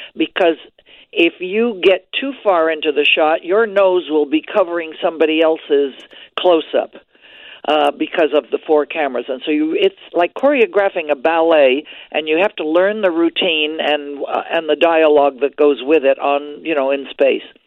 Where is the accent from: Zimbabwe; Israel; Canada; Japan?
Canada; Quebec; moved away; we're both Canadian born He's from Ontario, I'm from Quebec